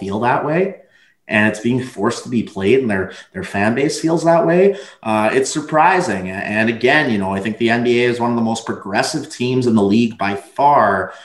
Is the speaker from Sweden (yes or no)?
no; Canada; being from Canada